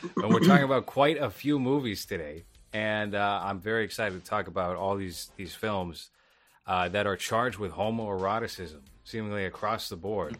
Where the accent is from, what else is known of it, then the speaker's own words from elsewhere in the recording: Boston, Massachusetts, United States; my hometown of Boston